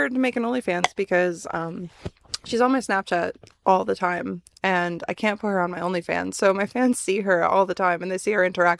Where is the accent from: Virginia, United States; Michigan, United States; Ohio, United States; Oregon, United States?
Michigan, United States; moved away as an adult; now in California, United States; I grew up in the Midwest, and my favorite coffee place in college was a place that was called Beaners. Now, I grew up in Michigan.